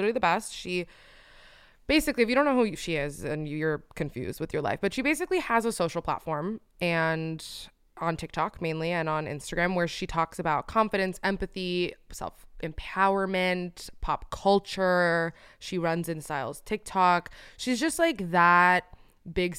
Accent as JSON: {"language": "English", "town": "Miami", "region": "Florida", "country": "United States", "tie": "born or raised there", "moved": "yes", "said": "I only grew up in Miami"}